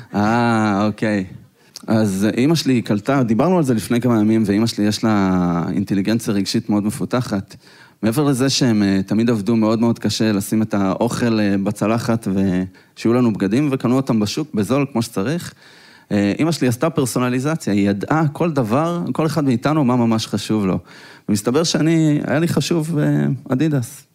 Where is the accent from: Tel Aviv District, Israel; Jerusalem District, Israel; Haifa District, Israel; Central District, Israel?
Central District, Israel; Petah Tikva; אנחנו גדלנו בשכונה לא כל כך טובה בפתח תקווה